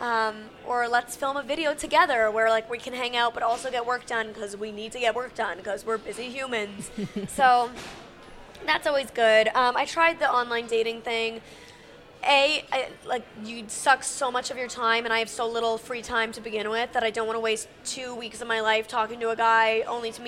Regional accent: Canada; now in Los Angeles, United States; I'm originally from Canada, but I live in Los Angeles

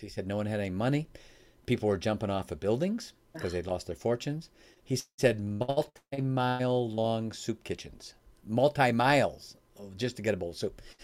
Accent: Chicago, Illinois, United States; now in Michigan, United States; I live in Michigan now. I was born in Chicago

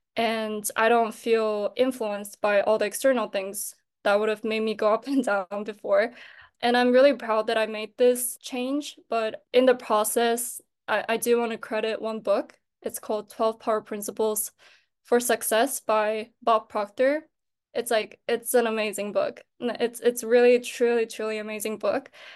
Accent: Japan; moved away as an adult; now in Seoul, South Korea; I was born and raised in Japan, but I am a Korean national

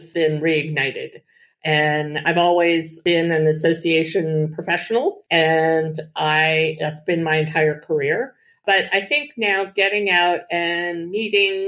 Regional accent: Washington, District of Columbia, United States; I grew up here in Washington, D.C.

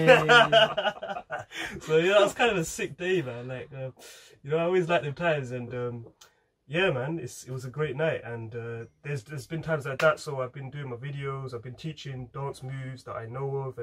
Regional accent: England, United Kingdom

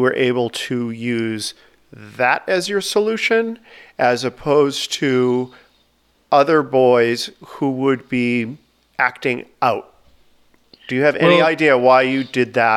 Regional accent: outside of Boston, Massachusetts, United States; my high school that I grew up outside of Boston

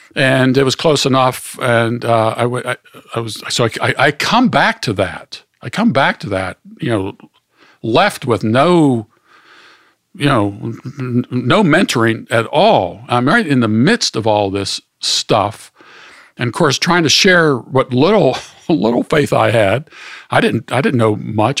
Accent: Pittsburgh, Pennsylvania, United States; moved away as an adult; also born or lived in Kalamazoo, Michigan; grew up in Pittsburgh, Pennsylvania

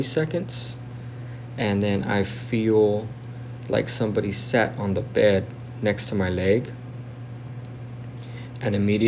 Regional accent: South Texas, United States; I'm from South Texas

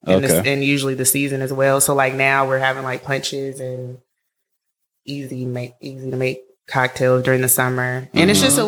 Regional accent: Oakland, California, United States; I'm from Oakland, California.

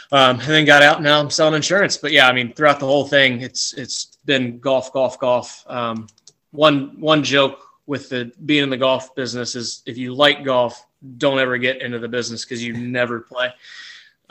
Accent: Oxford, Ohio, United States; I was born and raised in Oxford, Ohio, which is like 45 minutes north of Cincinnati

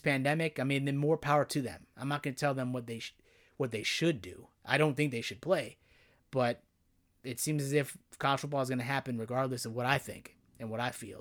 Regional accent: Chicago, Illinois, United States; I grew up in Illinois, the Chicagoland area.

